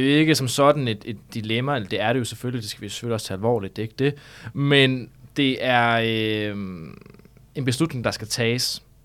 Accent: North Jutland, North Denmark Region, Denmark; moved away as an adult; now in Copenhagen, Denmark; det er faktisk ikke så landbrugsagtigt, der hvor jeg kommer fra, fordi det er meget Nordjylland

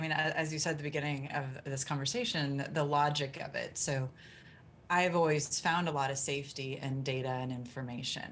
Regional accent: Kansas, United States; I grew up in the Midwest in Kansas and it was very much kind of button up, toughen up, bootstraps

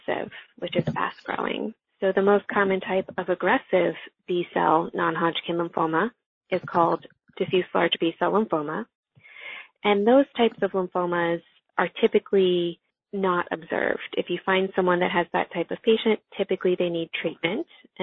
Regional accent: New Jersey, United States; also born or lived in Texas; my home state to treat our patients with lymphoma and CLL. I'm from New Jersey

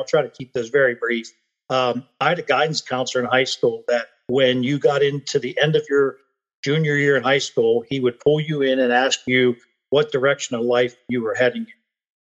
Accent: Pennsylvania, United States; also born or lived in Plains, Kansas; lived in Plains, Kansas for almost 2 years. And then the opportunity brought me back to my home state, where I still reside here in Pennsylvania

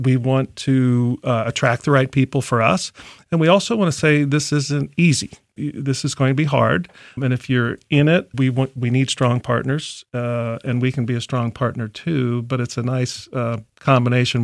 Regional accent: Columbus, Ohio, United States; also born or lived in Chicago; I grew up in Columbus, so I, I went to what's now Thomas Worthington before Worthington

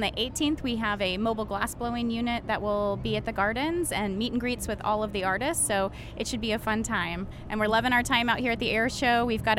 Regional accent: Sarasota, Florida, United States; now in Punta Gorda, United States; Sarasota, so I didn't go very far, but my husband's from this area.

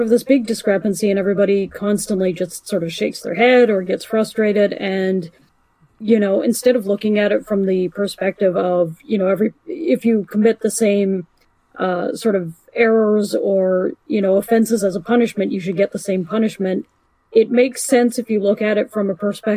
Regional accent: Canada; I'm Canadian

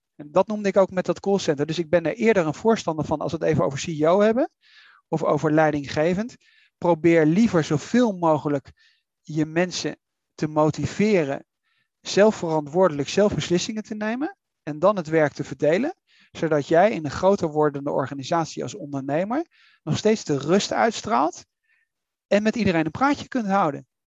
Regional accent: Netherlands; wij als Nederlanders

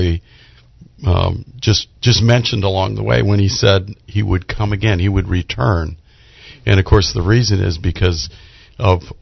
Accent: Orlando, Florida, United States; I'm from Orlando, Florida area, and I'm an elder in the Orlando Bible Students Church there

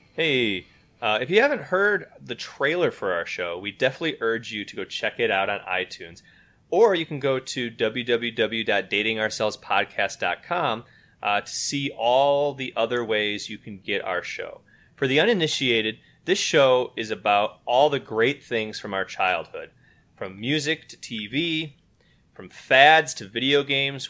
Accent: West Michigan, United States; now in Maryland, United States; I am also from West Michigan. Uh, I now live in Maryland, just outside of Washington, D.C.

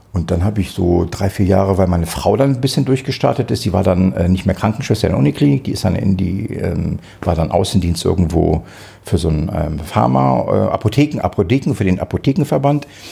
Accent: Israel; now in Germany; Ich bin in Israel geboren, aber ich bin nicht Jude

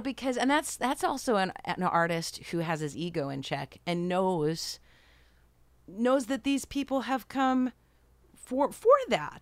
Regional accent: Rochester, New York, United States; moved away; I went from upstate New York, I'm from Rochester

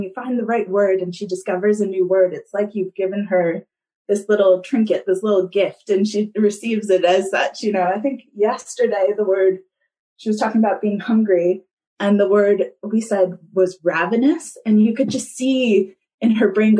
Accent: United States; now in Kapiti Coast, New Zealand; I am originally from the States, as you can hear, though sometimes a few Kiwi words come out

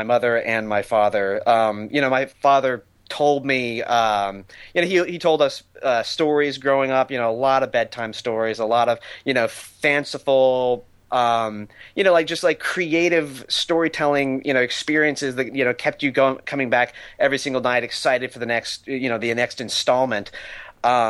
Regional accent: Texas, United States; born or raised there; also born or lived in New Orleans, Louisiana / Boston; now in Los Angeles, United States

